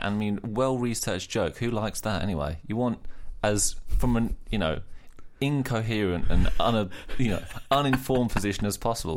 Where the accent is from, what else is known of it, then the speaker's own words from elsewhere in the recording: Australia; accent: Australian; moved away; I'm Australian, obviously, hence the accent there